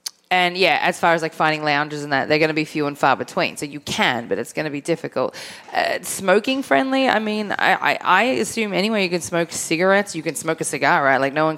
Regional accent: Melbourne, Victoria, Australia; born or raised there

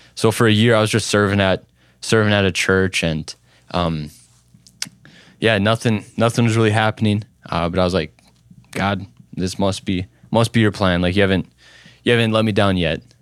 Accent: Little Falls, Minnesota, United States; I grew up in Little Falls, Minnesota, uh, so a small town right in central Minnesota.

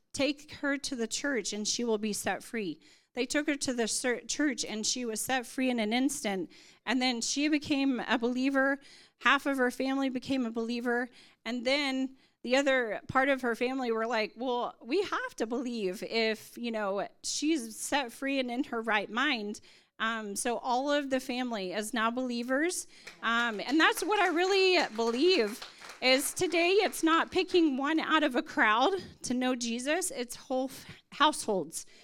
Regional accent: United States; moved away as an adult; now in India; I am from America, but I serve in India and Nepal.

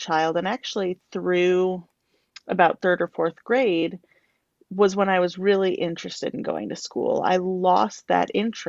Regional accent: Chicago, Illinois, United States; I'm from Chicago, Illinois.

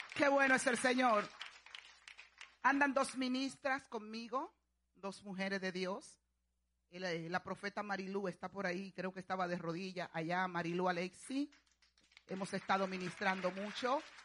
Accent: Dominican Republic; allá en mi país, República Dominicana

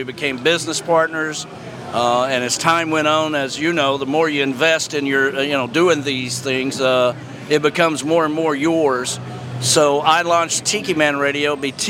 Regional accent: Harrison Bay, Tennessee, United States; I'm from a little town outside of Chattanooga, Tennessee called Harrison Bay on the lake. There's a big lake that runs through Tennessee that ends up into the Tennessee River and flows down to the Mississippi called Chickamauga Lake. Okay. And we live on the lake in Harrison Bay.

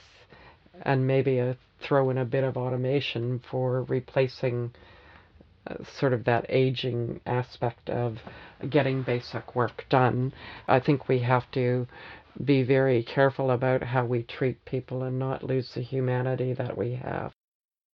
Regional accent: Canada; moved away as an adult; now in Australia; being a Canadian at heart

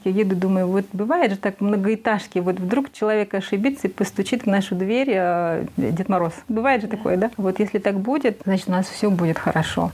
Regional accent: Saratov, Saratov Oblast, Russia; moved away as an adult; also born or lived in Uralsk, Kazakhstan; now in Astana, Kazakhstan; Я сама родом из России, из Саратовской области

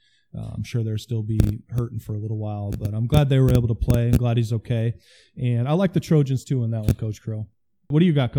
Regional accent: Osmond, Nebraska, United States; it's my hometown.

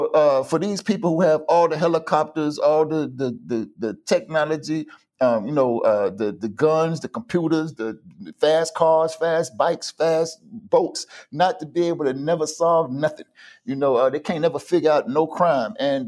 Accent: Tampa, Florida, United States; I grew up in Tampa, like I said. My mother raised me in church. And so I grew up around a lot of African people. And she sent me to a private school with a lot of African people.

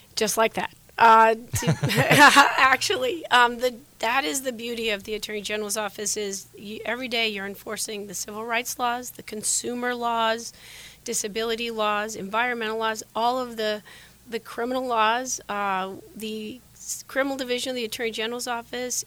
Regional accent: Sheridan, Wyoming, United States; moved away as an adult; now in Arizona, United States; Those are the values I grew up with in Sheridan, Wyoming. I've been in Arizona for 28 years

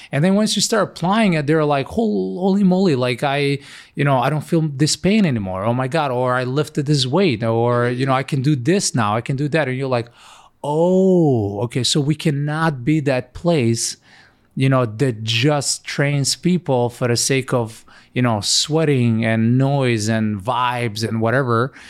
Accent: North Macedonia; moved away as an adult; also born or lived in Ohio; now in United States; Originally, I come from Macedonia, which is a really small country, far, far away. Moved in America 11 years ago.

